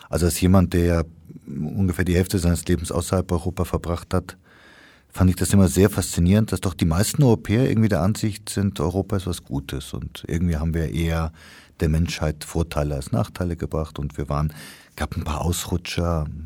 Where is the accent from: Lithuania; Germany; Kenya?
Kenya; Ich meine, ich bin in Kenia aufgewachsen, wo es den berühmten Mau Mau Aufstand gab